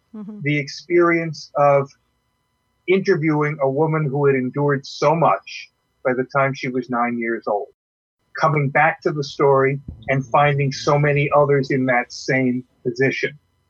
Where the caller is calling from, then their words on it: Alexandria, Virginia, United States; I'm from Alexandria, Virginia.